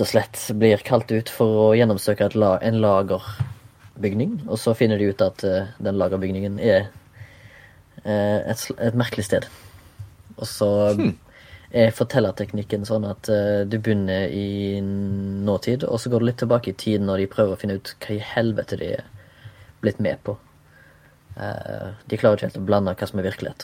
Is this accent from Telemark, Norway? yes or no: no; Haugesund, Rogaland, Norway; now in Oslo, Norway; jeg er fra Haugesund, bor i Oslo